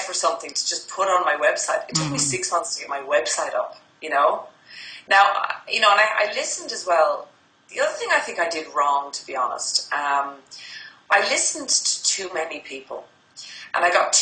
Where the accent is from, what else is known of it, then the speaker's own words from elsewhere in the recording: Ireland; now in Sydney, Australia; I'm based in Sydney, Australia, and I'm Irish, so I was going back to Ireland for Christmas to see family